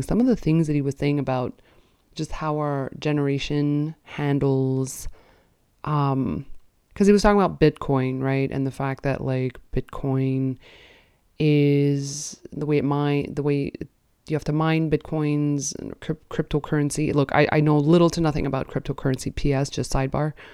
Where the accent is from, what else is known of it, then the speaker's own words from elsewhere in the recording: Canada; as a Canadian